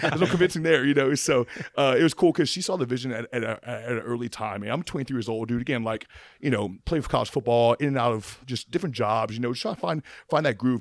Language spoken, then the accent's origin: English; Opelousas, Louisiana, United States; I'm from Appaloosa, Louisiana.